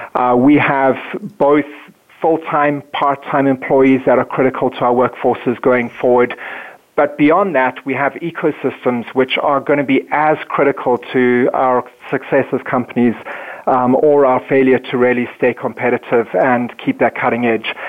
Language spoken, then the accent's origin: English; South Africa; moved away as an adult; now in Minneapolis, United States; I come from South Africa, born and raised, and moved to the um, States in 2005.